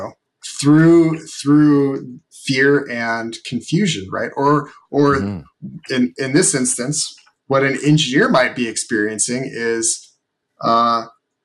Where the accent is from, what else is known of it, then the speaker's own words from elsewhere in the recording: Seattle, Washington, United States; moved away; also born or lived in Georgia; I grew up in Seattle